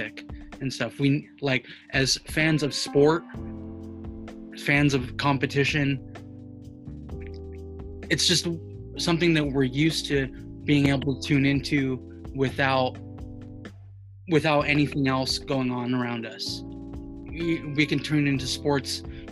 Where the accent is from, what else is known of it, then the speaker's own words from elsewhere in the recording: West Coast, United States; We're from the West Coast.